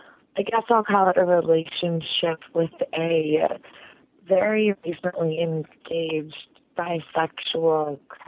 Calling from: Chicago, Illinois, United States; I'm calling from Chicago. I'm a 24-year-old straight female

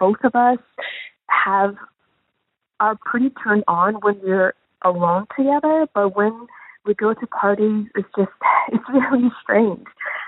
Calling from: Toronto, Ontario, Canada; I'm calling from Toronto

